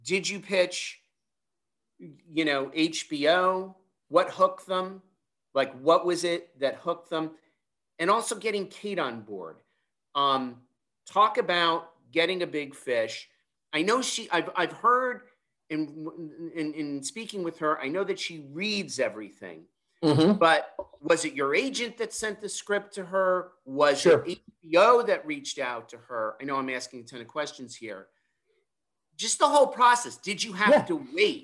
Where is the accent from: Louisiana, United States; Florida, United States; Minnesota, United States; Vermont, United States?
Vermont, United States; southern; I grew up in Vermont.